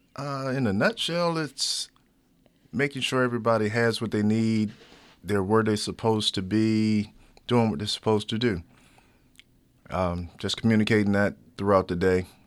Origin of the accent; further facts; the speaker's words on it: Chesapeake, Virginia, United States; moved away; also born or lived in Baltimore; I'm from Chesapeake, Virginia, which is right beside Norfolk and Virginia Beach